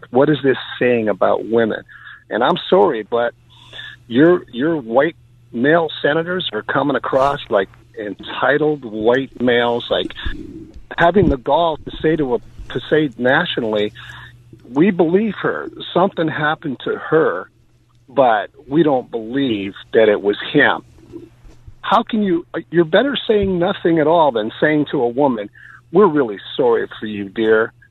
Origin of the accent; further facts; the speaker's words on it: Canada; Well, I'm just uh, I'm from Canada. I'm just driving through the area.